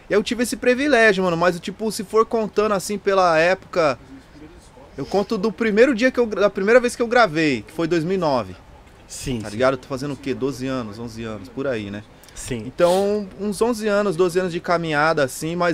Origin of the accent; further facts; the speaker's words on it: Curitiba, Paraná, Brazil; born there; now in São Paulo, Brazil; Nasci em Curitiba, mano. Minha família toda é de lá, tá só eu pra cá